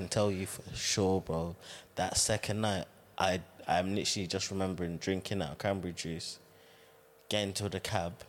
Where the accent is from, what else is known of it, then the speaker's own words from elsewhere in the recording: London, United Kingdom; back home to London.